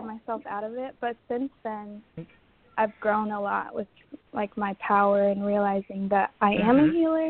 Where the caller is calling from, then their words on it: Iowa, United States; I'm from Iowa.